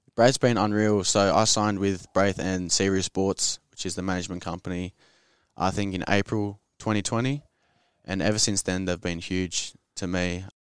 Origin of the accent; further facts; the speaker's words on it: Sydney, New South Wales, Australia; I grew up in the inner west of Sydney